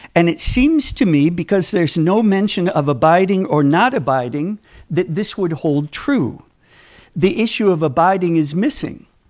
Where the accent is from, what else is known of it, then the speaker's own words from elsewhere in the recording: Minneapolis, Minnesota, United States; I grew up in Minnesota